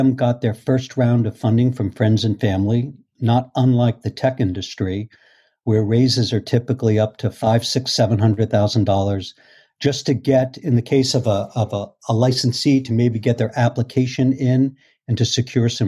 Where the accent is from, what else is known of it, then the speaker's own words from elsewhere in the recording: Boston, Massachusetts, United States; moved away as an adult; now in Port Washington, United States; I was originally from Boston